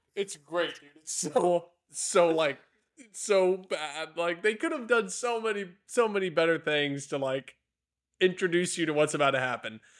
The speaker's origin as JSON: {"language": "English", "area": "near Shiner", "region": "Texas", "country": "United States", "tie": "born or raised there", "said": "I grew up near Shiner"}